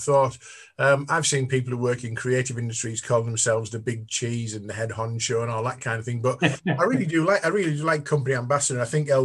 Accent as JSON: {"language": "English", "town": "Stockton-on-Tees", "region": "North East England", "country": "United Kingdom", "moved": "yes", "lives_now": "York, United Kingdom", "said": "I'm from Stockton-on-Tees, north of the river, and a Class T side as my home, and I lived there for a long time before I moved to York"}